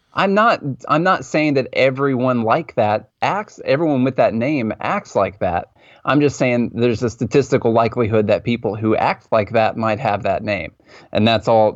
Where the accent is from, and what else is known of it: Mount Juliet, Tennessee, United States; born or raised there